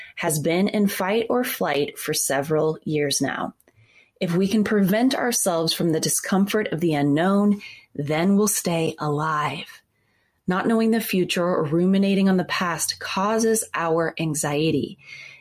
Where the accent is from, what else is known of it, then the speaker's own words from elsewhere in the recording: Midwest, United States; an 11-year-old growing up in the Midwest